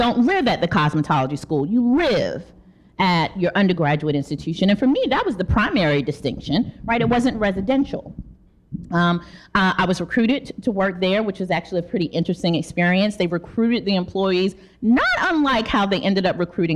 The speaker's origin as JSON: {"language": "English", "town": "Charlotte", "region": "North Carolina", "country": "United States", "tie": "born or raised there", "said": "I am from North Carolina, Charlotte, North Carolina"}